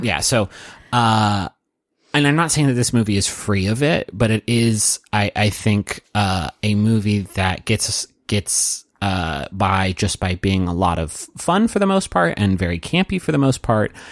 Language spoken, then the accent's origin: English; Huntington, West Virginia, United States; now in Austin, United States; I am from Huntington, West Virginia